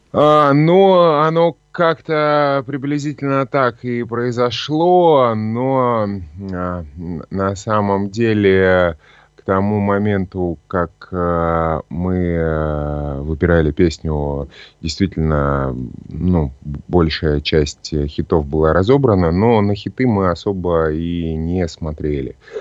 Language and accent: Russian; Novokuznetsk, Kemerovo Oblast, Russia; moved away as an adult; also born or lived in Novosibirsk; now in Saint Petersburg, Russia; я родился в Новокузнецке, это Кемеровская область. Потом э, жил в Новосибирске некоторое время